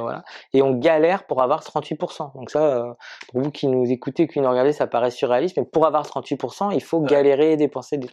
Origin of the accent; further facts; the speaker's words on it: Marseille, Provence-Alpes-Côte d'Azur, France; je suis Marseillais